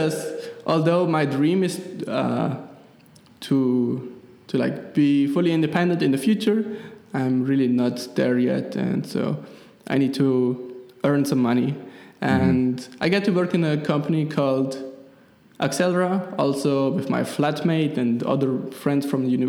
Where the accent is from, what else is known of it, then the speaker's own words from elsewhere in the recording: Switzerland; accent: Swiss German; first language Swiss German; English is a second language; my Swiss German is my native language